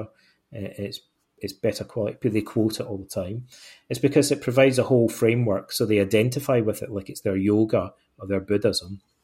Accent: Ayr, Scotland, United Kingdom; moved away as an adult; also born or lived in Aberdeen / England / Canada / Greece; I was born in Ayr, in, I grew up in Ayrshire, on the west coast of Scotland.

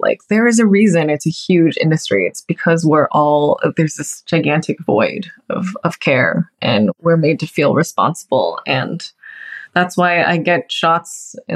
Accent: Texas, United States; moved away; also born or lived in New York; I'm from Texas

